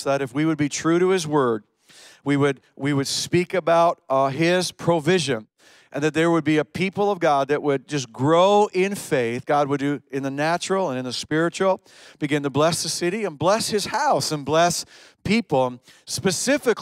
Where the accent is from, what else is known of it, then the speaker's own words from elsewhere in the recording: Canada; also born or lived in upstate New York, United States; now in Cornwall, Canada; We're Canadian